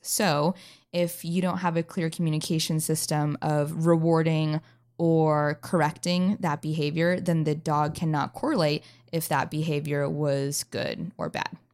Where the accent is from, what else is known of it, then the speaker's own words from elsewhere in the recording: North Idaho, United States; moved away as an adult; now in North Carolina, United States; I originally came from North Idaho